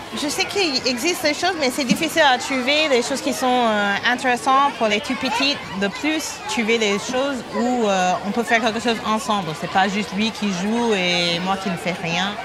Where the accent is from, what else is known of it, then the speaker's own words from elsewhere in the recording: United States; French is a second language; moved away as an adult; now in Paris, France; je suis américaine, je vis à Paris depuis 8 ans